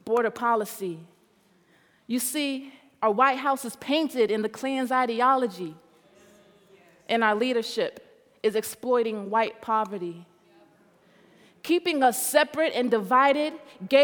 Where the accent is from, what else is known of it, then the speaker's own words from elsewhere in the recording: Mississippi, United States; growing up in Mississippi, like we were in a vacuum